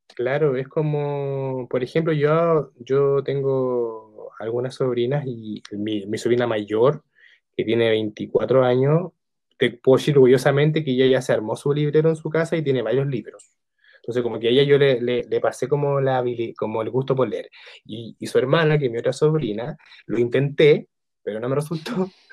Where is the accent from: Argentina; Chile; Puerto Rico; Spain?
Chile; San Bernardo, Santiago Metropolitan Region; yo igual soy de San Bernardo